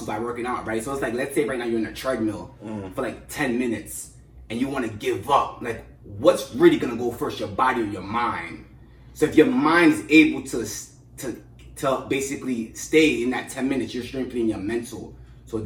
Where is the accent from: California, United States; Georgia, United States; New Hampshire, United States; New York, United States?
New York, United States; New York City; born and raised in Brooklyn